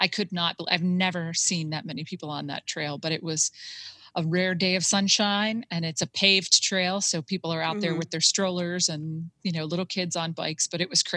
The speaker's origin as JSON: {"language": "English", "town": "Buffalo", "region": "New York", "country": "United States", "tie": "born or raised there", "moved": "yes", "lives_now": "Western Pennsylvania, United States", "said": "I grew up in Buffalo, New York, but my grandparents lived in Williamsport, Pennsylvania"}